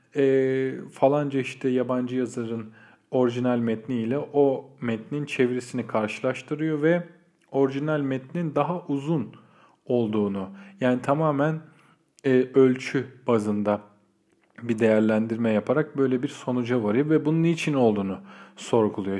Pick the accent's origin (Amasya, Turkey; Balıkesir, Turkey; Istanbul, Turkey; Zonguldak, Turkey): Istanbul, Turkey; doğma büyüme İstanbullu biri olarak